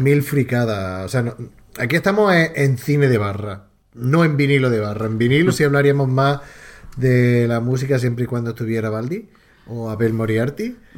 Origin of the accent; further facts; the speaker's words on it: Andalusia, Spain; tres paletos andaluces